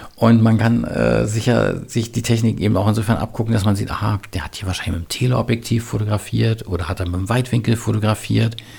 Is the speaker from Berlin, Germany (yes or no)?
yes; Berlin, Germany; ich bin im Westberlin aufgewachsen mit einer Mauer drumherum.